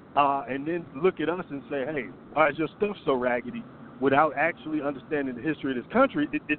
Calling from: Atlanta, Georgia, United States; in Atlanta.

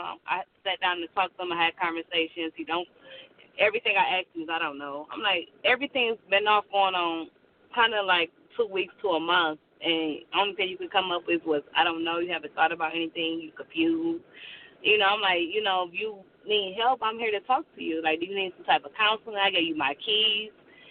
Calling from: Michigan, United States; I'm calling from Michigan.

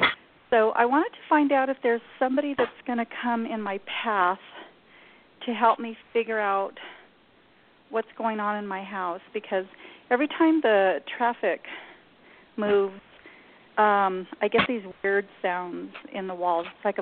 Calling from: New Mexico, United States; I'm in New Mexico.

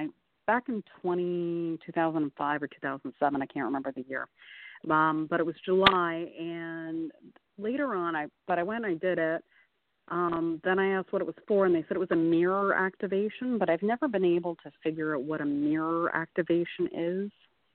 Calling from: Canada

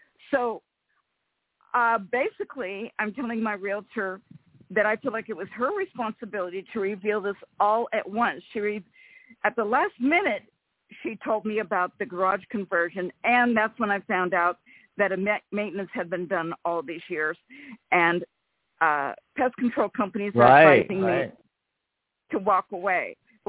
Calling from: Rancho Cordova, California, United States; from Rancho Cordova.

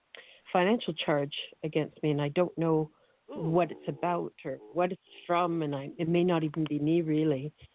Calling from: United Kingdom; I'm calling from the UK, actually.

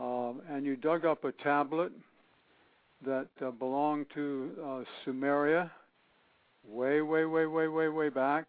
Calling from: East Hampton, Connecticut, United States; I'm calling from East Hampton, which is southeast of Hartford, Connecticut, all the way across the country.

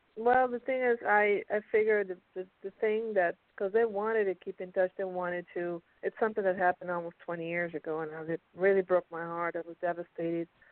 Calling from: Pennsylvania, United States; I'm calling from Pennsylvania.

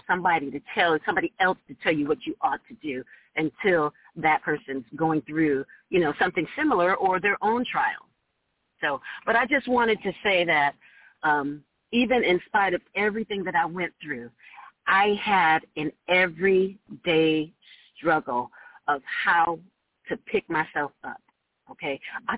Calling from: Orange County, California, United States; I am calling from Orange County, California.

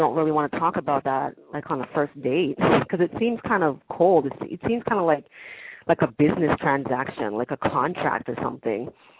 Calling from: Toronto, Ontario, Canada; I'm calling from Toronto, Canada.

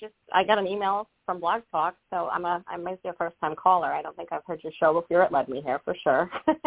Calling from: Rhode Island, United States; I'm calling from Rhode Island.

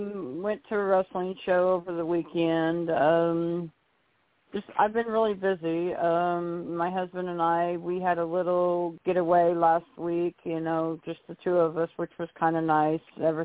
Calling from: Arkansas, United States; I'm calling from Arkansas, Icon. I'm not in the building.

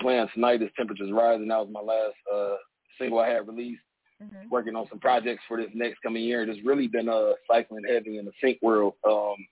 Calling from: Fort Wayne, Indiana, United States; I'm calling from Fort Wayne, Indiana

